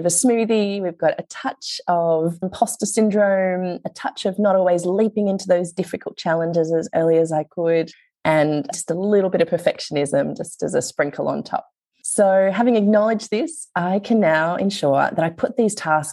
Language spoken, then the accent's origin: English; Australia; being Australian when you're in another country